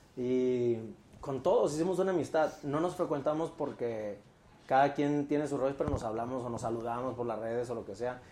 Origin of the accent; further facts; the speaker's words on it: Mexicali, Baja California, Mexico; moved away as an adult; now in Mexico City, Mexico; Yo nací en Mexicali y, y llegué acá hace 17 años.